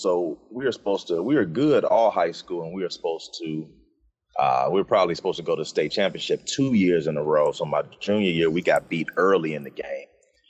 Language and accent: English; Shaker Heights, Ohio, United States; Shaker Heights. I'm from Shaker Heights.